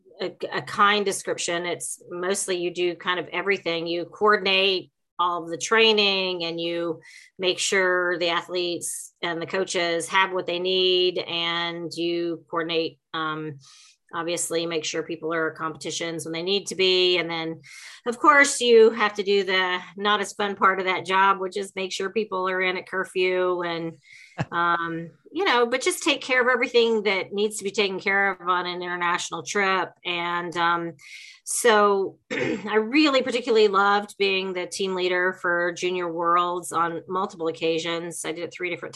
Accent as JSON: {"language": "English", "region": "Kentucky", "country": "United States", "moved": "yes", "said": "I'm originally from Kentucky"}